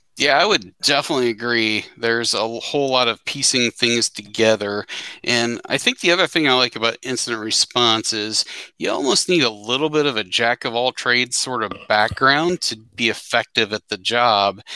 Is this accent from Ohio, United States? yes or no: yes; Cincinnati, Ohio, United States; I hail from the Cincinnati, Ohio area